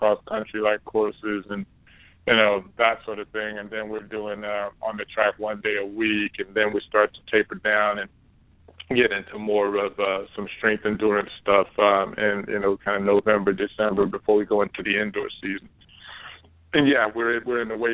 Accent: Dallas, Texas, United States; I'm growing up in Dallas, Texas

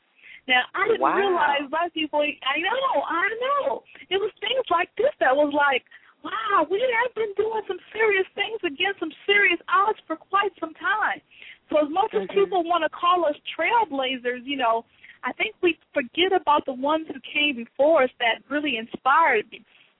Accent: Lynwood, California, United States; also born or lived in New Orleans; I was born in New Orleans, Louisiana, and my father moved us to California eventually, and we lived in a couple of cities out there. From Los Angeles, and where I graduated from high school, we lived in a town called Linwood, California

